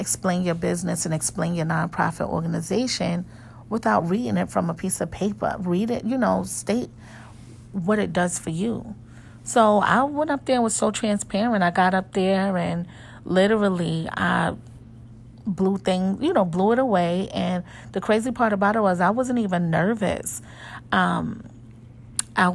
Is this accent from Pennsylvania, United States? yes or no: no; New York, United States; I am from New York